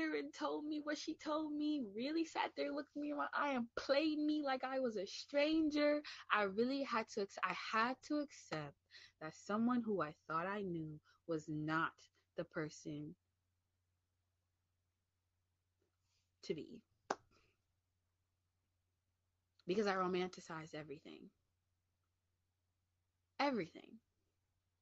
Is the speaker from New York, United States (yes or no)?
yes; New York City, New York, United States; I'm from the Bronx, get back into my high, get back into my Bronx, New York mentality